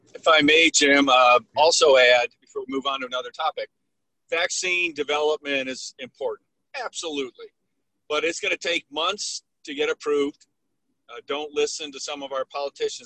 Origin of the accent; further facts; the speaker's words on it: Midwest, United States; I grew up in the Midwest where I lived through snow and ice storms